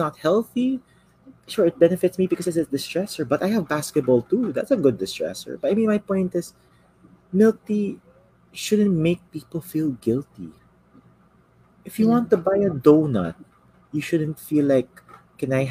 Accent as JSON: {"language": "English", "country": "Philippines", "said": "I am Filipino"}